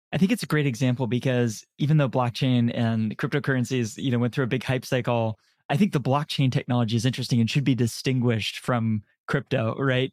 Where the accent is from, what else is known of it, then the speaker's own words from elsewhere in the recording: San Francisco, California, United States; also born or lived in Canada / Dublin, Ireland; I was born in Canada, moved to San Francisco when I was very, very young. Grew up here as, when I was young